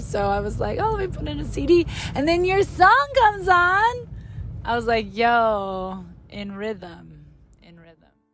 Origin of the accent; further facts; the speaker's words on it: Columbus, Ohio, United States; moved away; my hometown, Columbus, Ohio